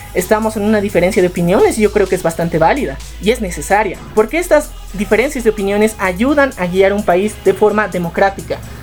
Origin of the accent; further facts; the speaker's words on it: Bolivia; nosotros como ciudadanos bolivianos